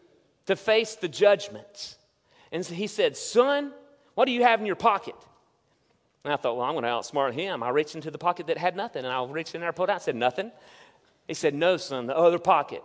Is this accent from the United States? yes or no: yes; Hudson, United States; growing up in Hudson, the very small town